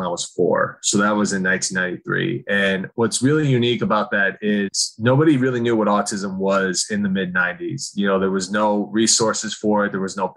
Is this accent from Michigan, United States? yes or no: yes; Okemos, Michigan, United States; I grew up in Oakland, Michigan, which is right next to Michigan State.